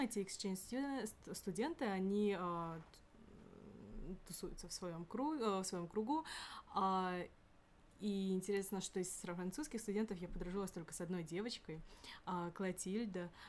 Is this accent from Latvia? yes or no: no; Kyrgyzstan; now in Moscow, Russia; я сама из Кыргызстана